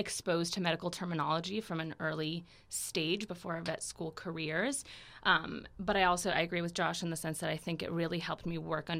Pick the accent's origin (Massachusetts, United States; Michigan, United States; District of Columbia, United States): District of Columbia, United States; Washington; I am from Washington, D.C.